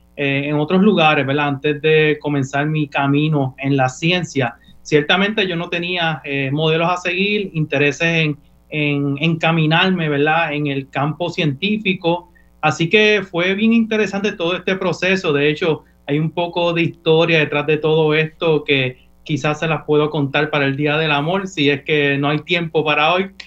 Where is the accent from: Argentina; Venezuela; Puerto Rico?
Puerto Rico; Fajardo; yo me crié entre el sector Villa Clarita y Barriada Obrera en el pueblo de Fajalto